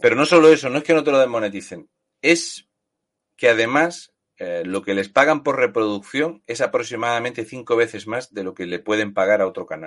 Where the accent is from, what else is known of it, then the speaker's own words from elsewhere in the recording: Spain; los españoles, como somos españoles